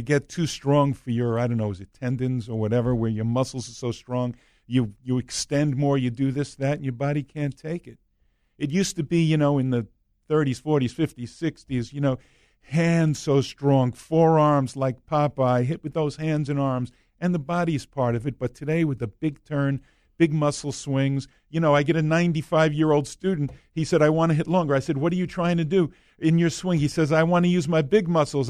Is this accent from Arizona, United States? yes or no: no; New York, United States; I'm from New York